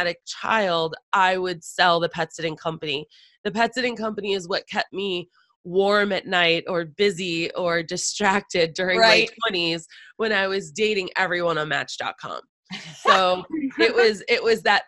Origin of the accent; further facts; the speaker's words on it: Boston, Massachusetts, United States; moved away; I'm originally from Boston. So going back to the homeland in a way